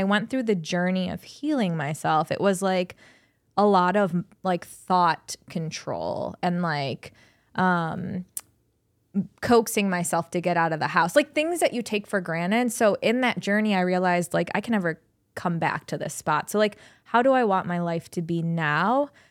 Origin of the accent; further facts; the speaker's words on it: Cleveland, Ohio, United States; also born or lived in Columbus, Ohio; I was born and bred in Cleveland. My family's here